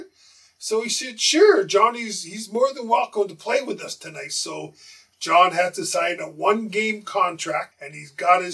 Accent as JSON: {"language": "English", "town": "Winnipeg", "region": "Manitoba", "country": "Canada", "moved": "yes", "said": "I'm from Winnipeg."}